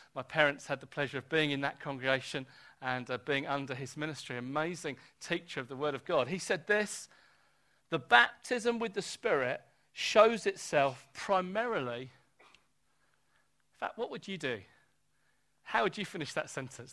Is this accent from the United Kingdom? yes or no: yes; United Kingdom; I'm born British.